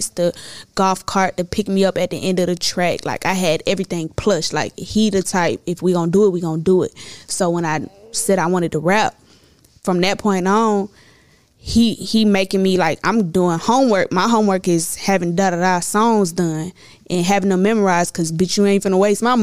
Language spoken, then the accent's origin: English; Clayton County, Atlanta, Georgia, United States; also born or lived in Ohio; They moved here when I was 2 years old. We moved to Riverdale. That's, like, the rougher parts of Clayco. Boom, when they got on their feet, we moved to Lovejoy